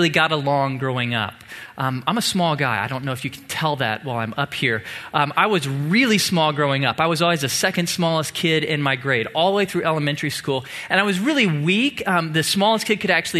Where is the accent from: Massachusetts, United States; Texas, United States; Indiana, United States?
Texas, United States; Tomball; I grew up in Tomball, a small town about an hour south of here, where football is king